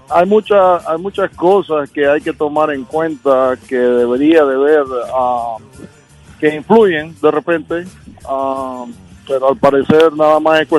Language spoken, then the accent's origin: Spanish; Honduras; now in North Carolina, United States; Yo soy de Honduras.